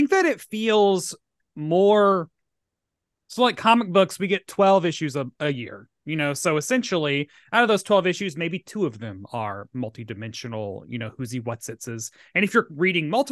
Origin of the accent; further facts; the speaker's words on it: Tennessee, United States; I was raised in Tennessee